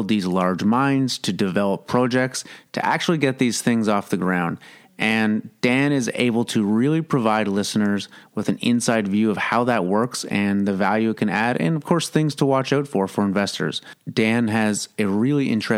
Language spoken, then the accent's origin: English; Kingston, Ontario, Canada; also born or lived in Toronto; It was a good place to grow up